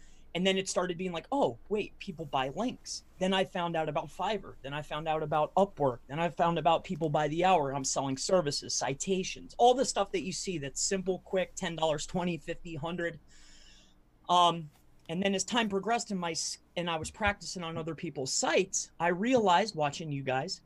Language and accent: English; Fort Myers, Florida, United States; Originally I'm from Fort Myers, Florida